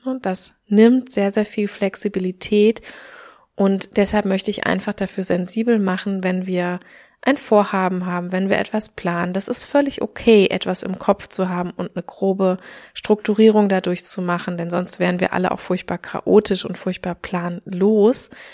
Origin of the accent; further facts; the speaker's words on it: Germany; moved away; also born or lived in Australia; hier bei uns in Deutschland